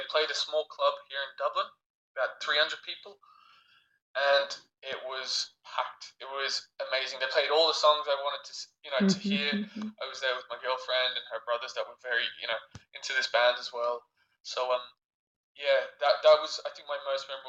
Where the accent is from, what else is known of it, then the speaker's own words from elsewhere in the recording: Australia; moved away; also born or lived in France; myself and my brother, we grew up, we grew up in Australia, but we lived in France for a long time